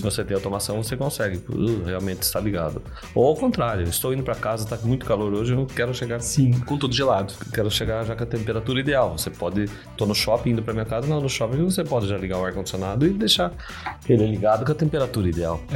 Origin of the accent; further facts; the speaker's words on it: Brazil; Sou brasileiro, adoro o Brasil